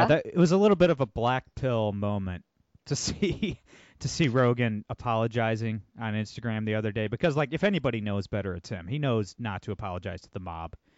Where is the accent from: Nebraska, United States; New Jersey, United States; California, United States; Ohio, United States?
Ohio, United States; Toledo; I'm from Toledo, Ohio. It's an extremely blue area